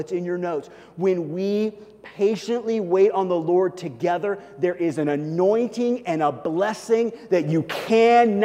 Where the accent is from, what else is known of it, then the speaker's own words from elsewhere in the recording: Kansas City, Missouri, United States; moved away; also born or lived in Colorado; I grew up in Kansas City. I grew up in Missouri.